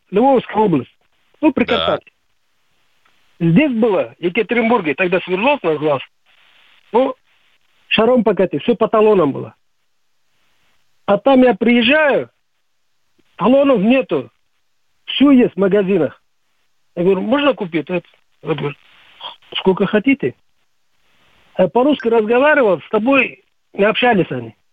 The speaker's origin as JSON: {"language": "Russian", "country": "Uzbekistan", "tie": "born or raised there", "moved": "as an adult", "lives_now": "Yekaterinburg, Russia", "said": "Я родом с Узбекистана, поэтому слежу, какие новости там, что происходит."}